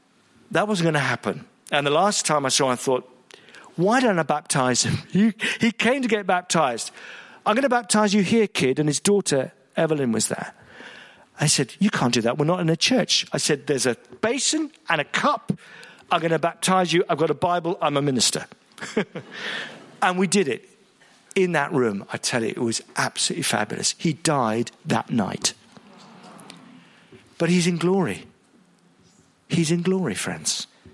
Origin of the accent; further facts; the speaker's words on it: Malaysia; I was raised a Buddhist. I'm from Malaysia, and I was a Buddhist.